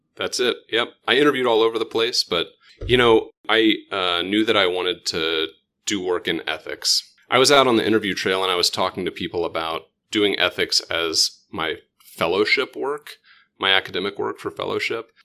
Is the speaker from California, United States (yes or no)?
no; Oklahoma, United States; moved away as an adult; I still say I'm from Oklahoma